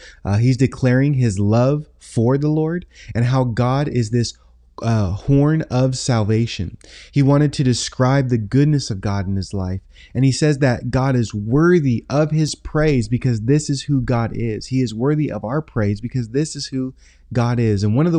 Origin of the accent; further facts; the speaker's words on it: Tacoma, Washington, United States; I grew up in Tacoma, Washington.